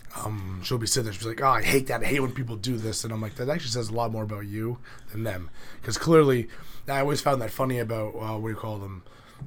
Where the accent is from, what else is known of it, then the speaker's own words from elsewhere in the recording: New Hampshire, United States; also born or lived in North Carolina; because I've always lived in New Hampshire except for this stint when I was in the Army. So I moved down to North Carolina for a while.